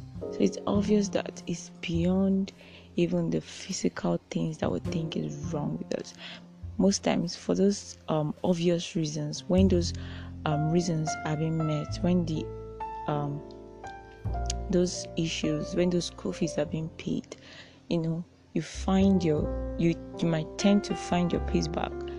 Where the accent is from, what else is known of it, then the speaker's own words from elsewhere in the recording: Nigeria; especially as a Nigerian